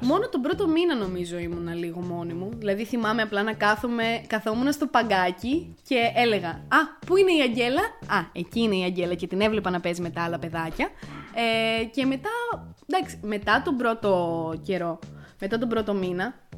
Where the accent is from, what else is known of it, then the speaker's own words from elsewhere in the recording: Crete, Greece; also born or lived in Ierapetra; μεγάλωσα σε ένα χωριό τη Κρήτη